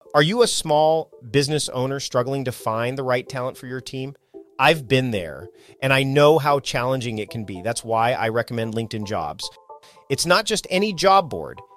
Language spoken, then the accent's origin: English; Canada; also born or lived in Victoria, British Columbia; we're both Canadian